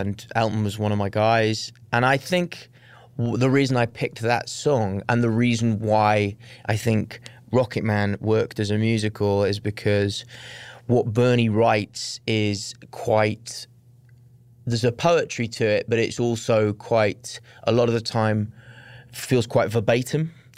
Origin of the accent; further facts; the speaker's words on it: Wales, United Kingdom; moved away as an adult; also born or lived in London; I was raised in Wales until I was nineteen when I moved to London to go to drama school